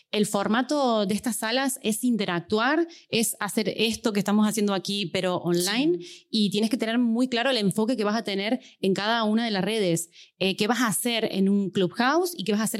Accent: Argentina; accent: Argentine, half Spanish; que se vaya familiarizando con mi tonada argentina medio española eh, que hablo de esta manera

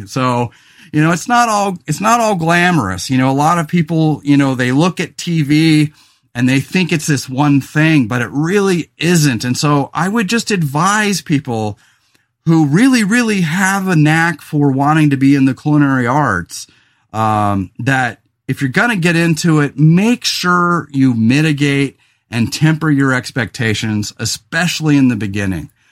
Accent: Central Coast of California, United States; also born or lived in Los Angeles; I moved back to my hometown of the Central Coast of California

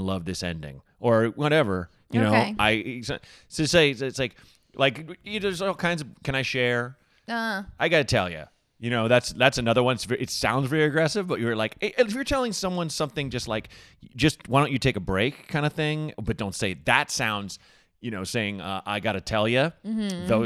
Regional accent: Portland, United States; growing up in Portland

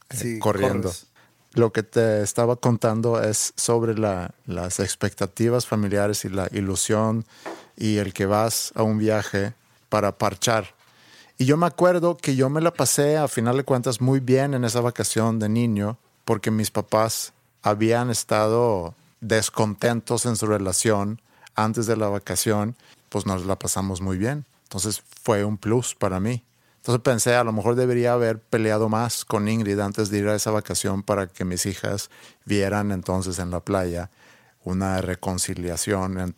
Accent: Sweden; moved away; yo crecí en Suecia

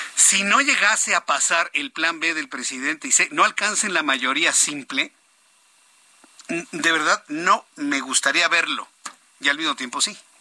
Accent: Mexico

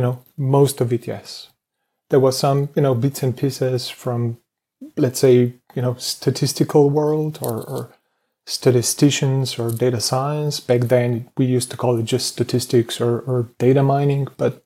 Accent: Slovenia; I'm coming from Slovenia.

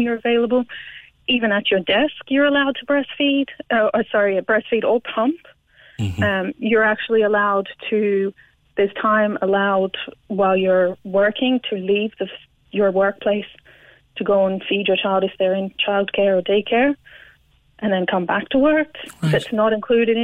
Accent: Australia; now in Ireland; I'm from Australia

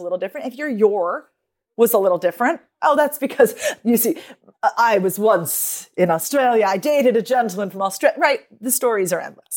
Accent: United States; me as an American

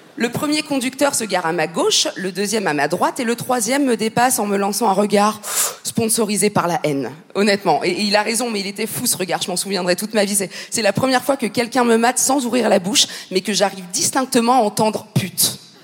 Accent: Paris, Île-de-France, France; je suis, française, tout simplement. Et, moi, je suis française ascendant parisienne

